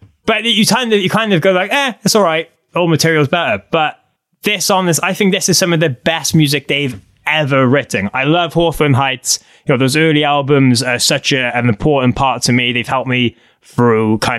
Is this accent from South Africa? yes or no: no; Cardiff, Wales, United Kingdom; I'm from Cardiff.